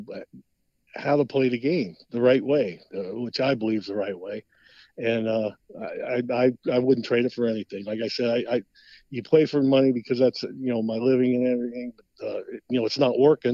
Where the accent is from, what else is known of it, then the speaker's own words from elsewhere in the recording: Cincinnati, Ohio, United States; my hometown in Cincinnati